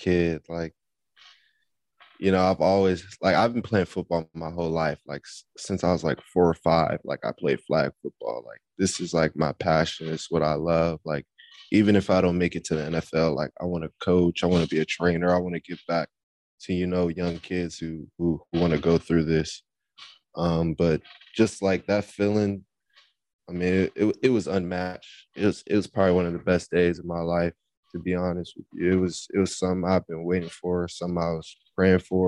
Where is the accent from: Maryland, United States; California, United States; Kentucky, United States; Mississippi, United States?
Maryland, United States; Fort Washington; also born or lived in Charlotte, North Carolina; now in Chapel Hill, United States; I'm from Fort Washington, Maryland